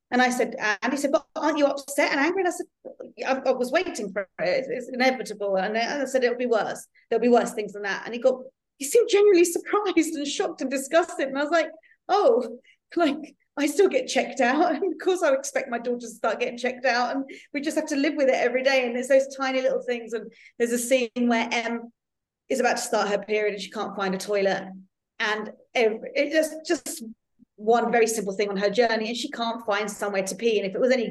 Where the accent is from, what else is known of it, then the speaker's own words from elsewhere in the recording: London, United Kingdom; now in Netherlands; I am a Londoner, but I actually live in the Netherlands now. So I've lived in four countries.